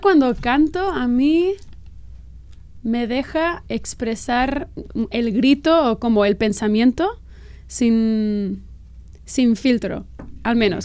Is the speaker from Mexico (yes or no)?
no; Catalonia, Spain; first language Catalan; Spanish is a second language; moved away as an adult; now in United States; yo me siento catalana porque siento que es mi, mi cultura y es mi, el catalán es mi primera lengua, la, he hablado desde que nací. Aprendí el castellano a los cinco años